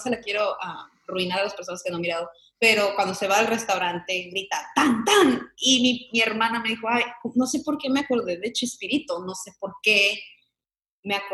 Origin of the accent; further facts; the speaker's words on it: Chicago, Illinois, United States; Y yo crecí en Chicago.